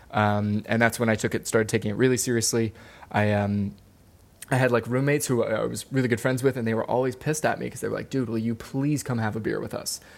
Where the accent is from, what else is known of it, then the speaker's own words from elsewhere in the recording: Maryland, United States; moved away as an adult; also born or lived in Wilmington, North Carolina / Hawaii; I grew up in Maryland